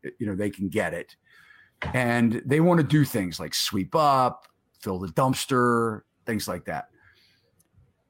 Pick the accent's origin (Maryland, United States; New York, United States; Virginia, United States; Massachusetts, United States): Maryland, United States; Baltimore; growing up in Maryland, Baltimore, I'm a Baltimore guy